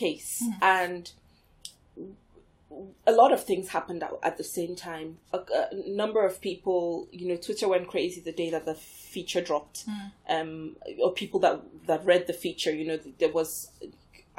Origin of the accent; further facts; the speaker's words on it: Nigeria; now in United Kingdom; I was born and raised in Nigeria.